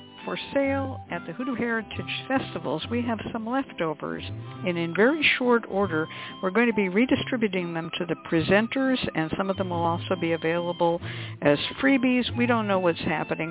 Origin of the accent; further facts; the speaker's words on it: California, United States; accent: California; moved away; also born or lived in Ozarks; my California accent